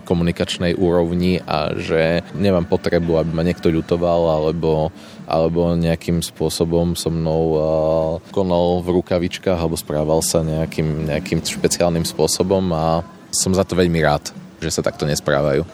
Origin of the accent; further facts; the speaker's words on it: eastern Slovakia, Slovakia; sme aj z východného Slovenska